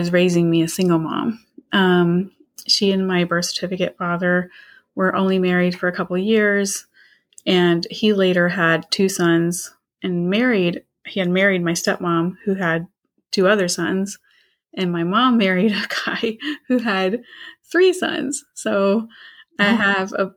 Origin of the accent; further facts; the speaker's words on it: Portsmouth, Virginia, United States; moved away as an adult; also born or lived in Spain; now in Florida, United States; I'm from Virginia. I'm from the Portsmouth area of Virginia. I live in Florida. I was raised there and moved to Spain in my early 20s and then to Florida.